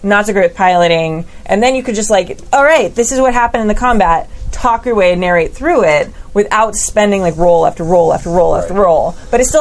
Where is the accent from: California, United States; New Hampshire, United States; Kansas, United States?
California, United States; we're from California.